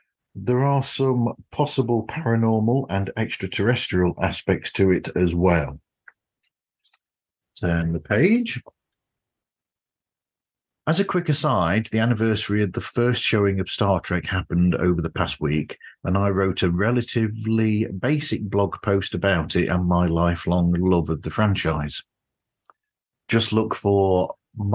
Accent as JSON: {"language": "English", "country": "United Kingdom", "said": "as a Brit"}